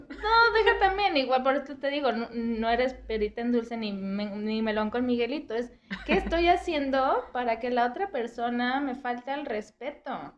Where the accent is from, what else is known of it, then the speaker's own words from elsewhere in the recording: Irapuato, Guanajuato, Mexico; soy de Irapuato